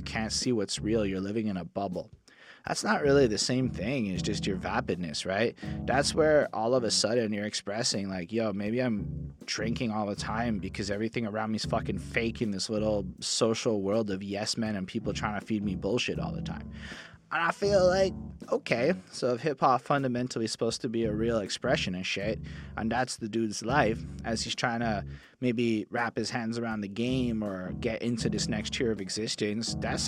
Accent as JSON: {"language": "English", "town": "Montreal", "region": "Quebec", "country": "Canada", "tie": "born or raised there"}